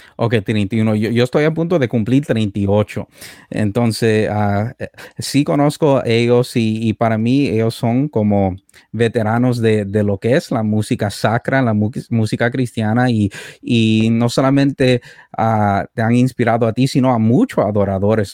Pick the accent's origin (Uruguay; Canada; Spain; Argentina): Canada; also born or lived in El Salvador; Fui criado aquí en Canadá